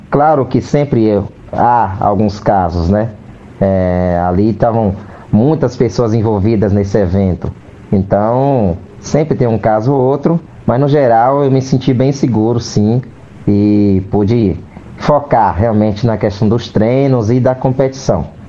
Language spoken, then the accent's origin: Portuguese; Candeias, Brazil; minha cidade querida, a cidade onde eu nasci, cresci e vivo até hoje